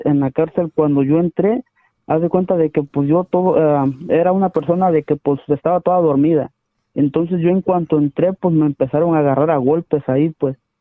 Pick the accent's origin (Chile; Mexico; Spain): Mexico; Ciudad Hidalgo, Chiapas; moved away; also born or lived in Tijuana / Sonora